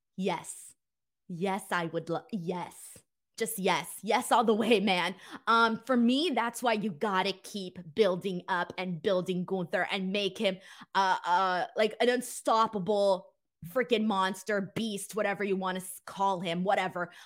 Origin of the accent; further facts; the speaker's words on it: Los Angeles, California, United States; I ain't from San Diego, bro. I'm from Los Angeles.